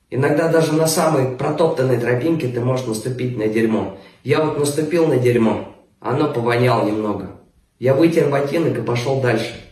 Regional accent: Omsk, Omsk Oblast, Russia; из Омска, всем привет.

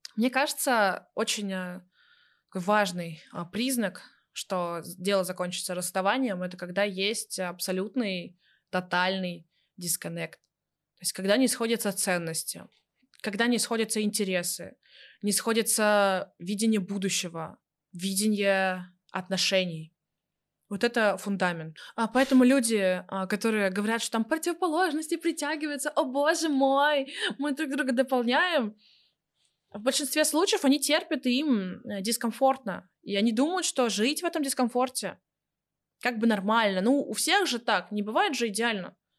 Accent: Zelenodolsk, Tatarstan, Russia; moved away; в моем родном городе. Я родилась в городе Зеленодольск, Республика Татарстан.

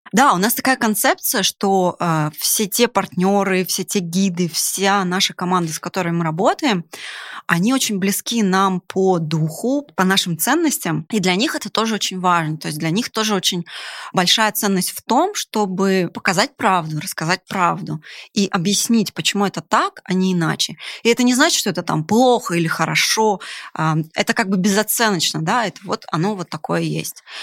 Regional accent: Yakutia, Sakha Republic, Russia; moved away as an adult; also born or lived in Siberia / Ural; now in Moscow, Russia; Вообще я из Сибири, Урала, родилась в далекой Якутии. И после университета так сложилась судьба, что, конечно же, я переехала в Москву.

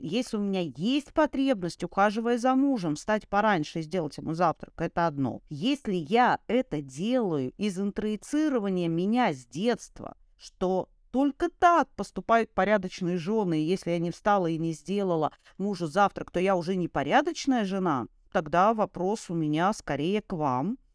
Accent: Saint Petersburg, Russia; moved away as an adult; в Ленинграде, в моем родном городе, в котором родилась и я, и прожила до 30 лет

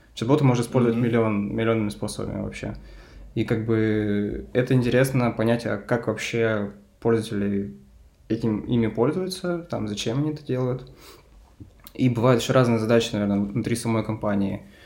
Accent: Lysva, Perm Krai, Russia; я родом из Перми, и я переехал из маленького города, который называется Лысьево, а, в этот такой, типа, региональный центр.

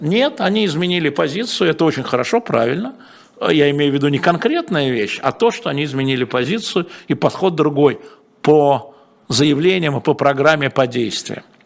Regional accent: Moscow, Russia; я москвич

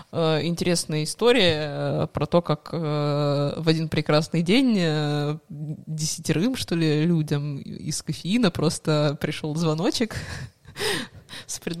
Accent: Moscow, Russia; moved away as an adult; also born or lived in Yekaterinburg; now in Saint Petersburg, Russia; а я да, из Москвы.

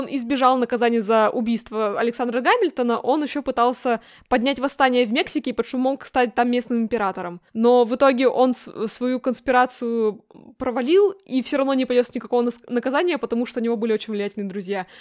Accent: the Urals, Russia; Я росла на Урале

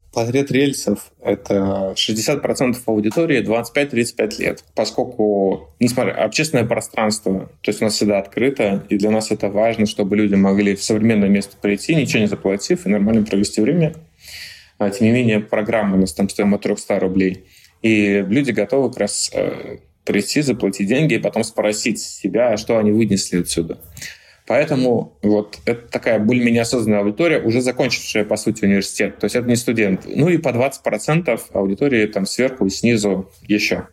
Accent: Tver, Tver Oblast, Russia; я там рос, Э, в Твери

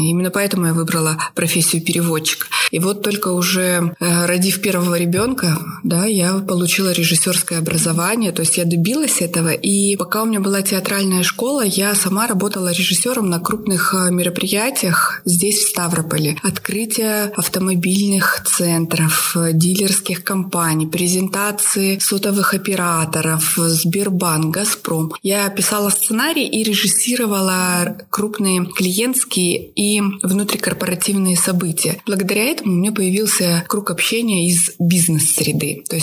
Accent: Almaty, Kazakhstan; born there; И я уехала пожить в Казахстан, в город, где я родилась, в Алмату.

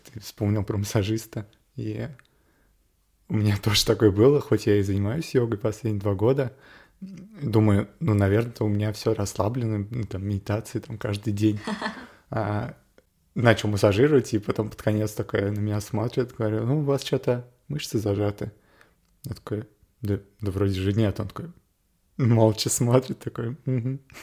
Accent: Moscow, Russia; Я родился и вырос в Москве

